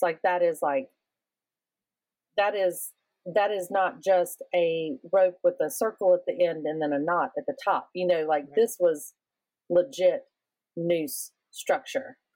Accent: the South, United States; I also am somebody from the South

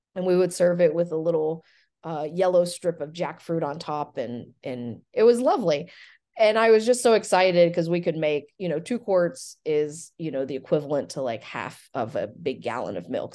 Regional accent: Frankfort, Kentucky, United States; also born or lived in Chapel Hill, North Carolina / Lexington, Kentucky; I grew up in Frankfurt and worked in my family's Thai restaurant

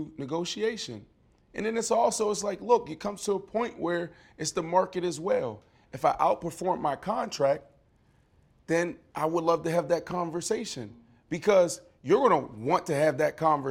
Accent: Pittsburgh, Pennsylvania, United States; moved away; where we come from, Lincoln. I'm from Larmer.

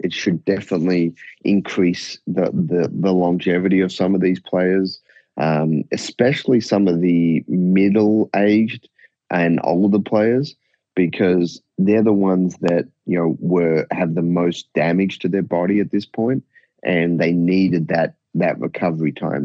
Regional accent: Australia; I was fortunate growing up in Australia.

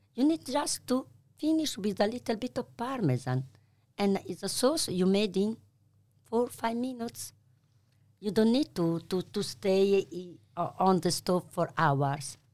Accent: Bologna, Emilia-Romagna, Italy; English is a second language; moved away as an adult; now in Melbourne, Australia; I'm from Bologna.

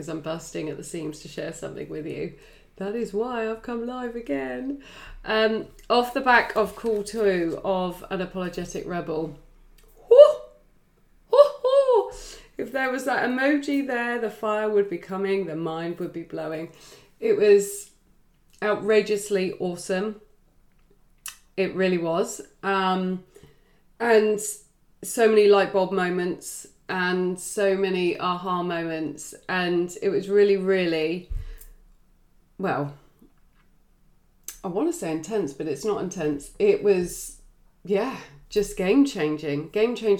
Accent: England, United Kingdom; I am English

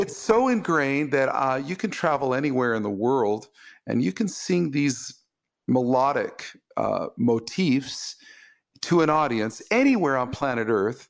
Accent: Los Angeles, California, United States; my hometown of Los Angeles

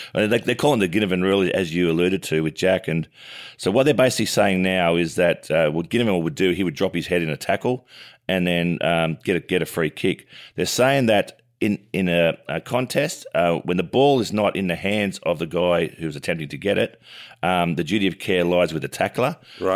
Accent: Oak Flats, New South Wales, Australia; where I grew up down in Oak Flats

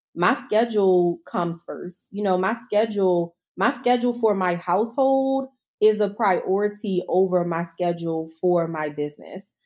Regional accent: Baltimore, Maryland, United States; I'm not from D C, I'm from Baltimore

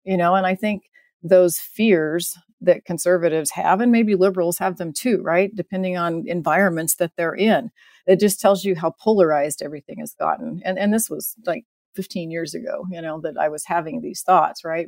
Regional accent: Midwest, United States; I was raised in the Midwest

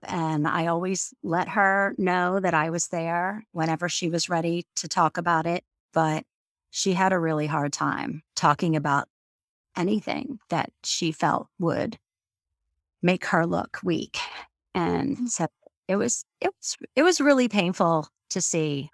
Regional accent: Florida, United States; moved away as an adult; also born or lived in New York City / Washington, D.C.; now in Maryland, United States; I grew up in Florida and after I graduated college, I lived in New York City for about seven and a half years

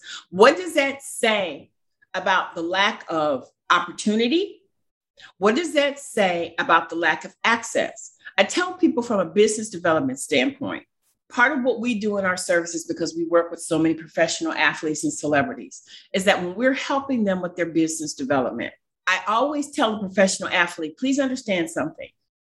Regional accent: Cleveland, Ohio, United States; You know, I'm from Cleveland, Ohio.

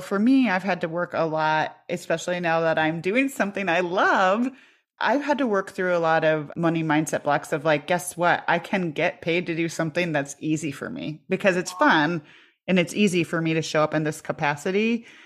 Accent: Iowa, United States; I grew up in Iowa

